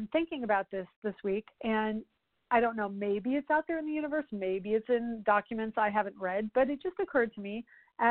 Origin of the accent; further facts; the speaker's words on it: Colorado, United States; now in Orlando, United States; I'm from Colorado